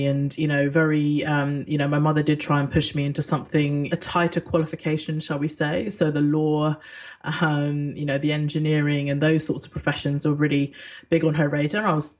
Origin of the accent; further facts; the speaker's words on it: Singapore; born there; when I was born in Singapore to an expat British father and a Singaporean mum, I grew up all over the world